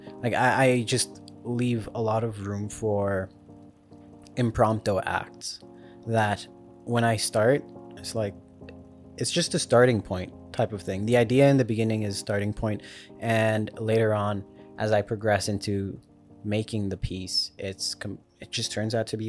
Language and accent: English; South Africa; I grew up in South Africa, so like...